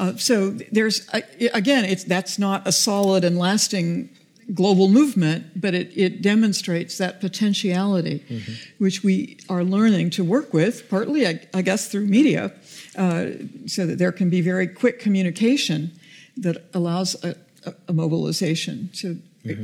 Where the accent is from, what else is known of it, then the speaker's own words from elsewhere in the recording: United States; I'm an American